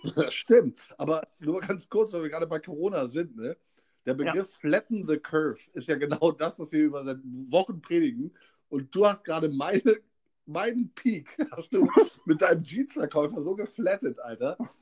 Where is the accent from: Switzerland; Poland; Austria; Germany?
Germany; Kassel, Hesse; now in Hamburg, Germany; Ich bin Kasseliner, Kasselaner, Kasseler